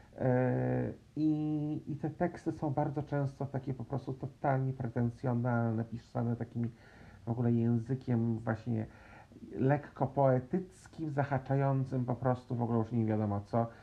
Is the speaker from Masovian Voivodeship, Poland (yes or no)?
yes; Warsaw, Masovian Voivodeship, Poland; się wychowałem, e, w Warszawie, w stolicy Polski